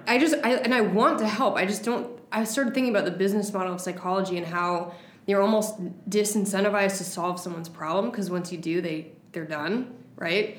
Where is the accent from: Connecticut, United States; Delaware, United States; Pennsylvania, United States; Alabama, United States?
Connecticut, United States; West Hartford; i grew up in west hartford connecticut in the suburbs